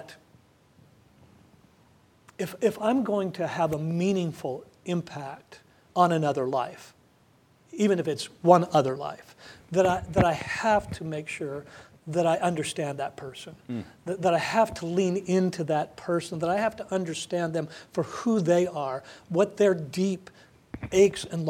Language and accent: English; United States; as an American